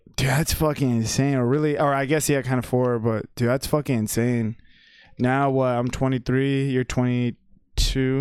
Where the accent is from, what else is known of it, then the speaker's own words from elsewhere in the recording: Texas, United States; also born or lived in Paterson, New Jersey / Wayne, New Jersey; I consider myself a Texan just because, like, I've been raised here